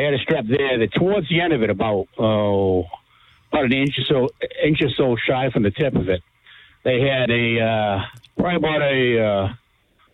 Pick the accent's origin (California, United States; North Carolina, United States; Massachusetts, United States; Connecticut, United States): Massachusetts, United States; New Bedford; now in Dartmouth, United States; I grew up in New Bedford